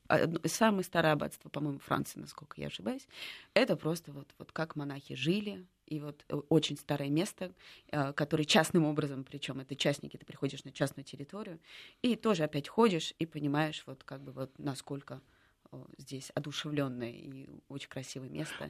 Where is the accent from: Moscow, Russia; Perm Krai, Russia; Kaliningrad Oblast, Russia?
Moscow, Russia; я вообще родилась в Москве